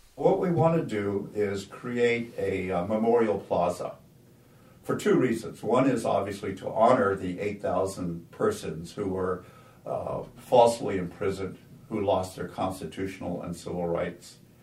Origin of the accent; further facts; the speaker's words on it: California, United States; my parents, we were all born here in California. So we're all American citizens, but my grandparents were from Japan